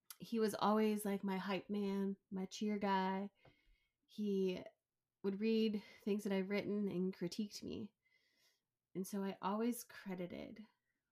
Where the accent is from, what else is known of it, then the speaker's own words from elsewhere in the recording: right outside of Chicago, Illinois, United States; moved away as an adult; also born or lived in Cleveland, Ohio / Oregon; we grew up right outside of Chicago